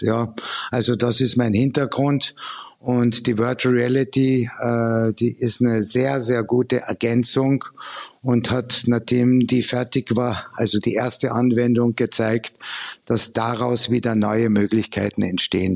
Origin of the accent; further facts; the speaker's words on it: Austria; now in Germany; ich komme ja ursprünglich aus Österreich